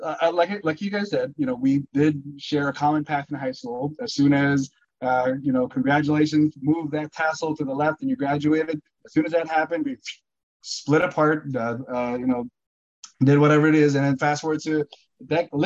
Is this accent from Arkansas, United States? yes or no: no; Burbank, California, United States; growing up in Burbank.